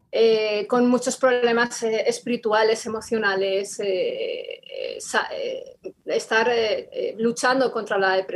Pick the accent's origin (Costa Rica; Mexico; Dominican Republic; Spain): Spain; Madrid, Community of Madrid; bueno, ambos eh, somos de España, somos eh, de Madrid eh, y nos convertimos al Señor el mismo día